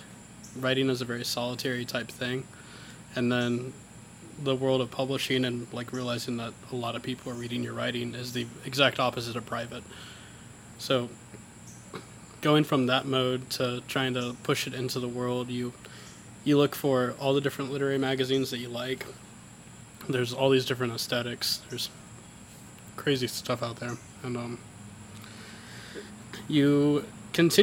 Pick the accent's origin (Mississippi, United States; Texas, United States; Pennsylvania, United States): Mississippi, United States; Caledonia; I grew up in Caledonia, and it was just an understanding that when I graduated high school, I'd probably go to EMCC